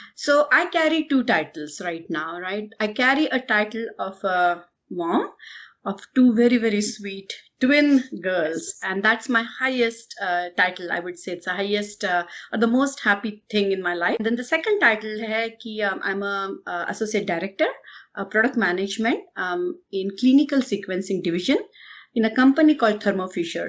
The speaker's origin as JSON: {"language": "English", "country": "India", "said": "I'm from India"}